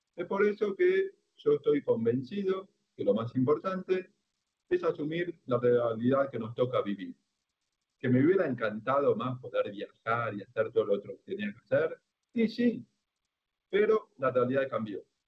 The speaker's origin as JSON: {"language": "Spanish", "country": "Argentina", "said": "yo soy el único argentino ciego"}